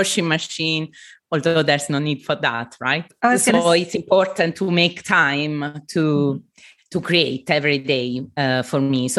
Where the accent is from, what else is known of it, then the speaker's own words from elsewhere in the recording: Southern Italy, Italy; moved away; I come from the south of Italy, from a traditional family